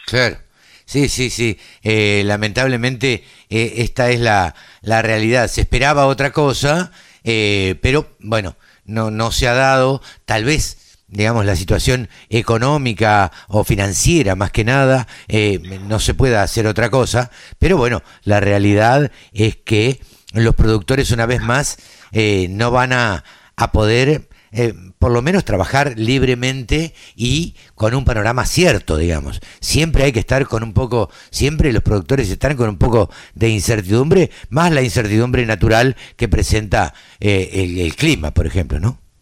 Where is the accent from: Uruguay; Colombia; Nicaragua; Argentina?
Argentina; Maipú, Buenos Aires Province; yo nací en la cuenca del Salado